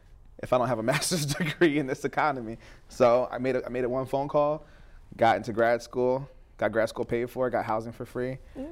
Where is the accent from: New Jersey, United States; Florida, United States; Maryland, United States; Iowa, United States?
New Jersey, United States; also born or lived in Spain / New York / Tampa, United States; I was born in Spain, lived in upstate New York, Tampa for 2 years, or a couple years till second grade, Jersey for most of my life.